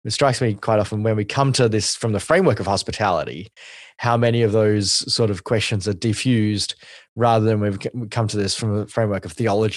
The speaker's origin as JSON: {"language": "English", "country": "Australia", "said": "as an Asian Australian"}